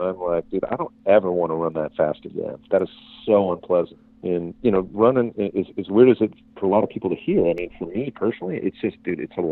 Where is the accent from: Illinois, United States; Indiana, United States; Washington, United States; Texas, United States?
Illinois, United States; moved away; I was born in Illinois, and I spent my, early years there